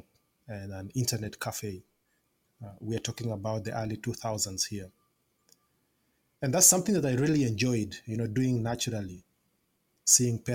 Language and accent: English; Kampala, Central Region, Uganda; I was born and raised in Kampala, Uganda.